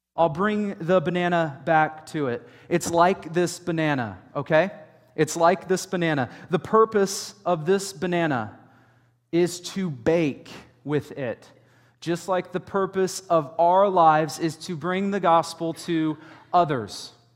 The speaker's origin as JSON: {"language": "English", "country": "United States", "said": "the American church"}